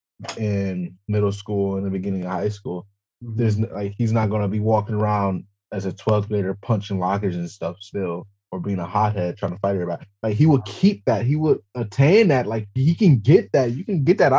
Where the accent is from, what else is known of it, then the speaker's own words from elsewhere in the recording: Roseville, Michigan, United States; I'm black and I'm from Michigan